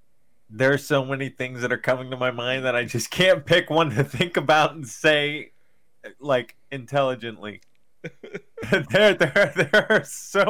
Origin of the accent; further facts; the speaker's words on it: Berkeley Springs, West Virginia, United States; I grew up in Berkeley Springs, West Virginia.